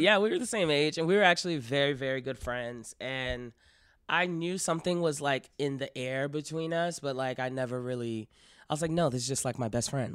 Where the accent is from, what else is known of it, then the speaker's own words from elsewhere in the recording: Miami, Florida, United States; I'm from Miami, Florida